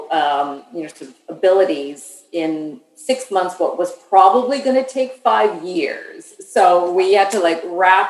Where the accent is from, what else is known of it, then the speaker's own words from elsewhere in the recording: Saskatchewan, Canada; now in Ottawa, Canada; I'm from the West. So what's called Saskatchewan, one of the prairie provinces